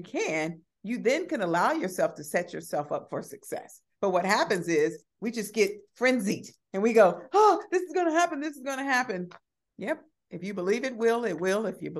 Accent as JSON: {"language": "English", "town": "Chicago", "region": "Illinois", "country": "United States", "tie": "born or raised there", "said": "growing up on the South Side of Chicago with limited resources, somehow I learned how to, even as a young person, launch my own businesses."}